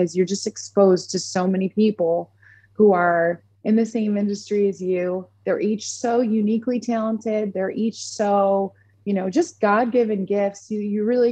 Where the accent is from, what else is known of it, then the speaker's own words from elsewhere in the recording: Orchard Park, New York, United States; moved away as an adult; now in Nashville, United States; I'm from Orchard Park, New York, which is just south of Buffalo